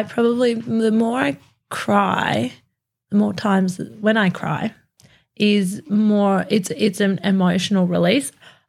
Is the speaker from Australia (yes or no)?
yes; Australia; being Australian